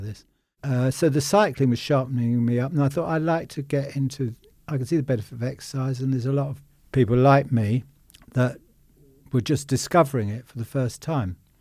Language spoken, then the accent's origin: English; Richmond, London, United Kingdom; I was born in Richmond, uh, above our first shop.